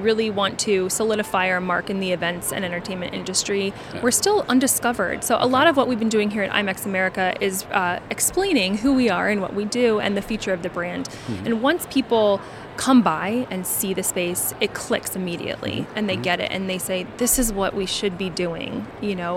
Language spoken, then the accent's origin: English; East Coast, United States; now in Las Vegas, United States; living in Vegas, and I'm from the East Coast.